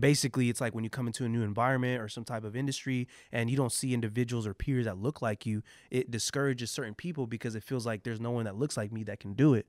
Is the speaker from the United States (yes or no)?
yes; San Jose, California, United States; growing up in San Jose